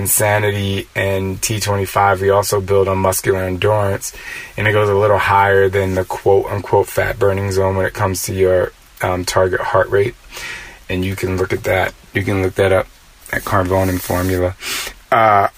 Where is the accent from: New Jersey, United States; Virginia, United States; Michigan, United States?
New Jersey, United States; moved away; also born or lived in Philadelphia / New York City; I'm from Jersey, and the East Coast is so fast. I do realize that growing up on the East Coast